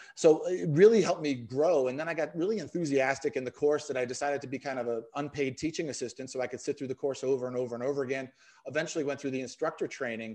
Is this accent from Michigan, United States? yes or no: no; Boston, Massachusetts, United States; I'm from the Boston area, so it wasn't Star Market where I worked, it was Stomlocket